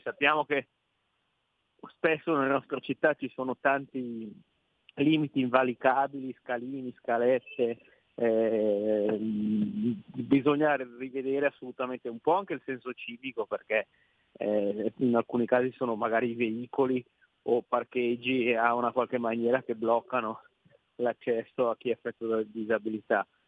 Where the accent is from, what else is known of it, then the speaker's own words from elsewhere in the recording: Piedmont, Italy; da piemontese